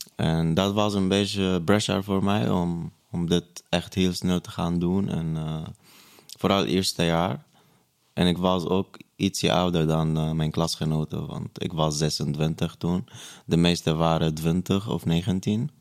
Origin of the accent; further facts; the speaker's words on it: Syria; Dutch is a second language; also born or lived in Breda, Netherlands; now in Amsterdam, Netherlands; Stateless, omdat ik Palestijns-Syrisch ben